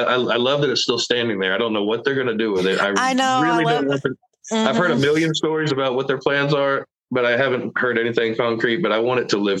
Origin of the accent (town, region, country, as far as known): Houston, Texas, United States; born or raised there